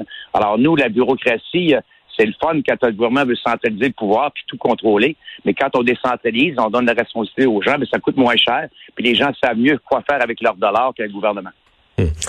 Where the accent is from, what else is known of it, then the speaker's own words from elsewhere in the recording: Quebec, Canada; je suis un Québécois